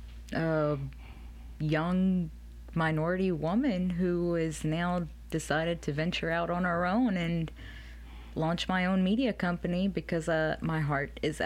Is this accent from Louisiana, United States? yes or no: yes; Slidell, Louisiana, United States; also born or lived in Jackson, Mississippi / New Orleans, Louisiana; now in Baton Rouge, United States; I was born in Jackson, Mississippi.